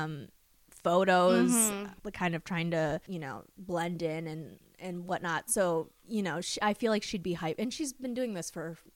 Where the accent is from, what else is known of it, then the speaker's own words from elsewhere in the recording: Minnesota, United States; I'm from Minnesota